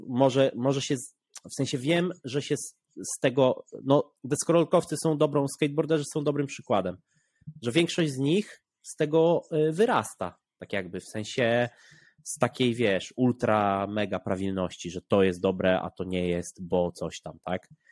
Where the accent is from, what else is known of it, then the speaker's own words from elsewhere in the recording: Poland; jestem z Polski